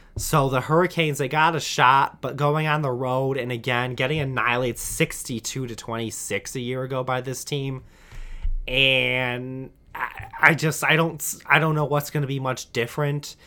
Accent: Michigan, United States; I'm from Michigan, and unfortunately have grown up rooting for Michigan

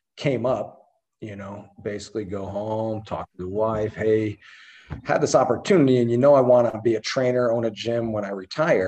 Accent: Albany, New York, United States; moved away as an adult; now in San Diego, United States; There was a billet that came up in my hometown and right outside of Schenectady, Albany. So I went home to Albany for a tour

